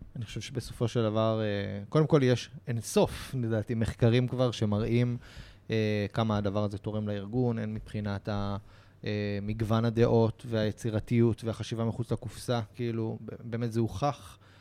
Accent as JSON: {"language": "Hebrew", "country": "Israel"}